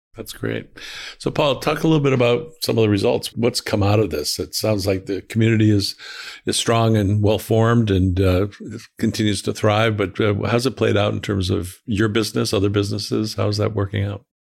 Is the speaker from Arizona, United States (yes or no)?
no; West Hartford, Connecticut, United States; I grew up in West Hartford, went to the University of Connecticut. So I'm, uh, I'm kind of born and bred, uh, Connecticut guy